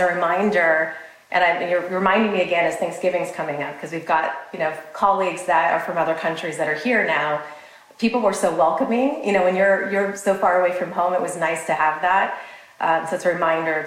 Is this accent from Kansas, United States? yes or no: yes; Kansas, United States; moved away as an adult; also born or lived in Southern California / Hong Kong / Dallas, Texas; now in Scottsdale, United States; I'm originally from the middle of the country. So I'm from Kansas originally